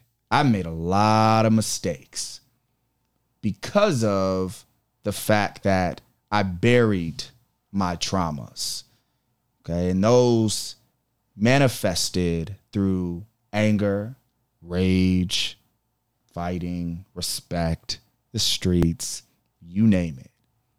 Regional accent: Rochester, New York, United States; also born or lived in Buffalo / Niagara Falls / Syracuse; I was born in Buffalo and then put in a system at one and bounced around through upstate, all upstate, Niagara Falls, Syracuse, you name it. And then, you know, got to Rochester at about the age of 9.

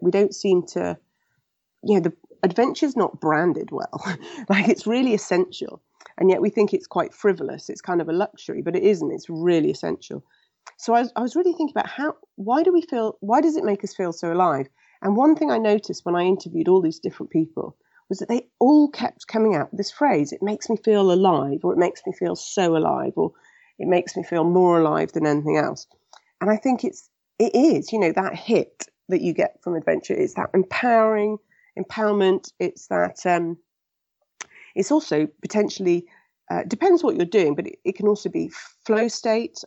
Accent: England, United Kingdom; I was born in England and raised in England.

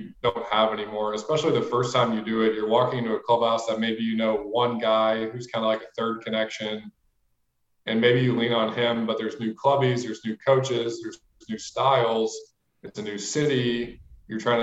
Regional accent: St. Louis, Missouri, United States; moved away as an adult; also born or lived in Miami; I'm from St. Louis. I mean, I'm just a Midwest kid

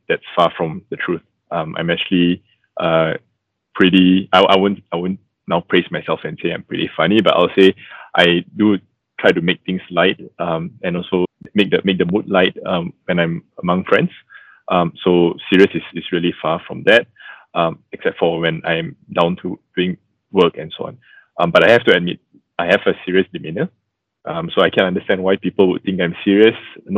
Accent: Malaysia; a second-generation Christian, born and bred in Malaysia

